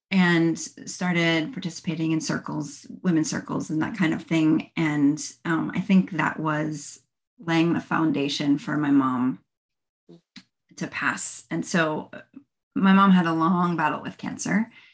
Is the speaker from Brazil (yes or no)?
no; New Jersey, United States; moved away as an adult; now in Florida, United States; I am originally from New Jersey, but I've lived in Florida for the last 20 years